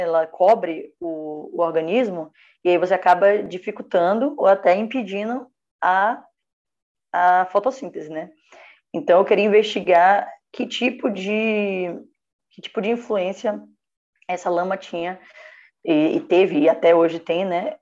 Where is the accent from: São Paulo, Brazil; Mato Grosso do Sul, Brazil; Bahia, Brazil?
Bahia, Brazil; Feira de Santana; moved away; Eu nasci em Feira de Santana, Bahia.